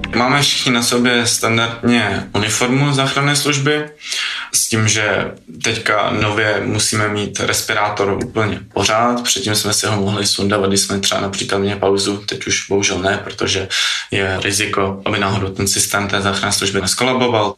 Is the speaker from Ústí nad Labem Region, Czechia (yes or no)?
no; Prague, Czechia; jsem z Prahy